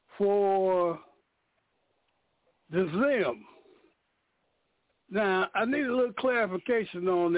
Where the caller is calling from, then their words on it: Danville, Illinois, United States; I'm calling from Danville, Illinois.